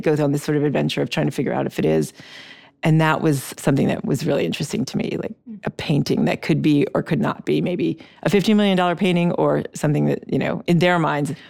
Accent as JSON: {"language": "English", "country": "Switzerland", "tie": "born or raised there", "also_born_or_lived": "Brazil", "moved": "as an adult", "said": "we lived in Brazil when I was young, and then I grew up in Switzerland, and then I came to the states to go to college"}